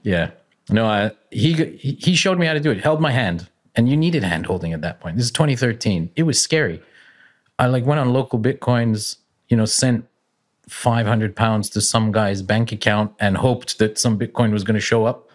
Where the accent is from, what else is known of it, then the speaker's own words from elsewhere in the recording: Calgary, Alberta, Canada; I'm, I'm Canadian. Uh, I'm from Calgary, which is in Western Canada on the Rockies